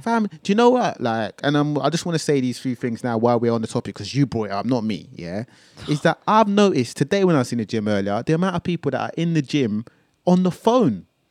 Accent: London, United Kingdom; I'm from North London

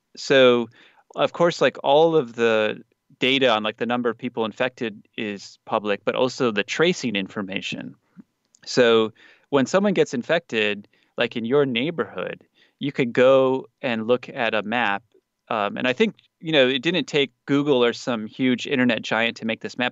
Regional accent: United States; now in South Korea; as an American

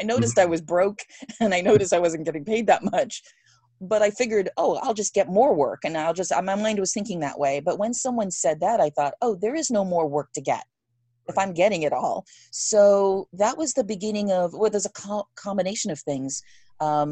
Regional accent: England, United Kingdom; moved away; I grew up in England.

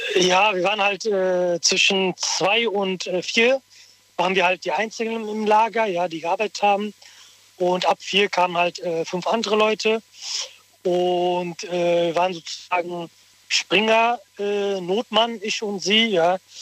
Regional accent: Rüsselsheim, Hesse, Germany; Ich bin aus Rüsselsheim

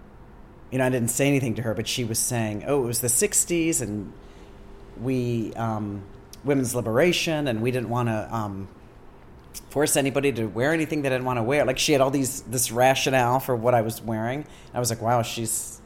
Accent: Akron, Ohio, United States; moved away as an adult; also born or lived in St. Louis / Columbus, Ohio / San Francisco; now in New York, United States; I grew up there

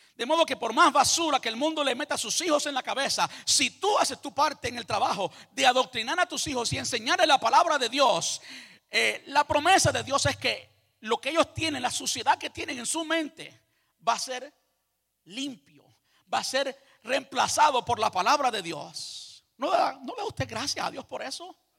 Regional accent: Cuba; moved away; Yo nací en Cuba, me crié en Cuba

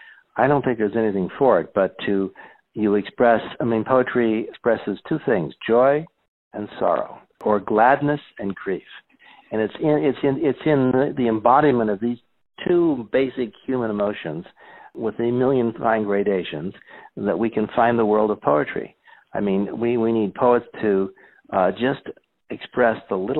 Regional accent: Scranton, Pennsylvania, United States; I grew up in Scranton, Pennsylvania

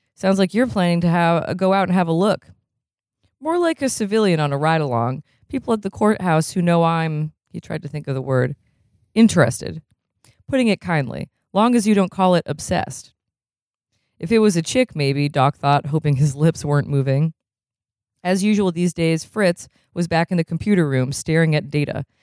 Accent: Vermont, United States; I'm from Vermont.

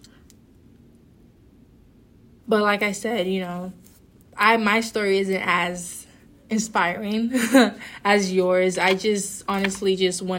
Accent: Nigeria; moved away; I'm also African immigrant. I'm originally from Nigeria

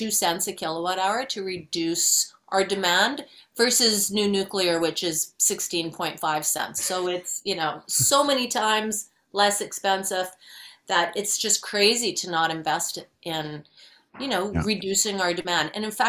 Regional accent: Edmonton, Alberta, Canada; So I'm originally from Edmonton, but I've lived in five different Canadian cities working on climate action and bicycle activism

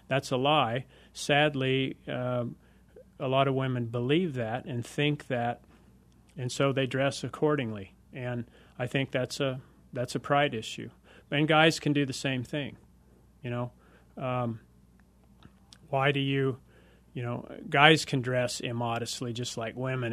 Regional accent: United States; growing up in America, I'm as red-blooded as the next guy out there

